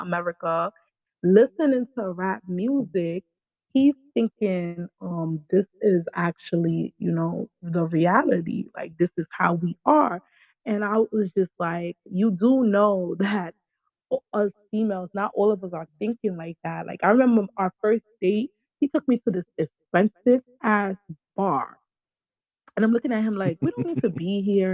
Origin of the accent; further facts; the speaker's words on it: New York, United States; I'm from New York